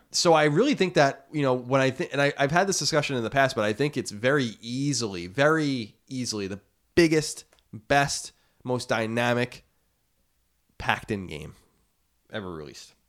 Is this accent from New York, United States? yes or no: yes; Long Island, New York, United States; born or raised there